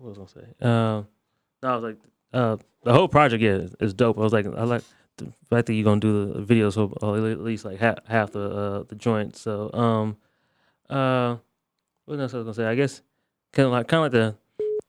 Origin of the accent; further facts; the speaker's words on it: Akron, Ohio, United States; growing up in Akron, Ohio